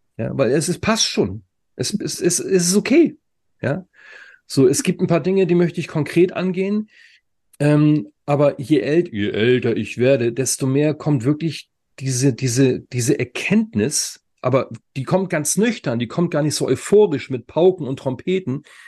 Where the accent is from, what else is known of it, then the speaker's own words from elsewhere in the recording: Germany; Bei uns in Deutschland